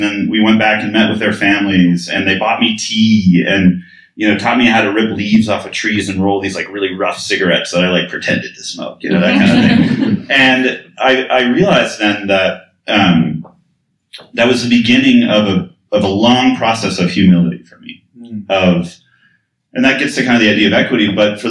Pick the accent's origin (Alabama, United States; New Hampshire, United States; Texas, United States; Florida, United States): New Hampshire, United States; moved away as an adult; now in Kathmandu, Nepal; it was growing up in New Hampshire, and we grew up there, and sort of my dad and I spent a lot of time in the woods and in the mountains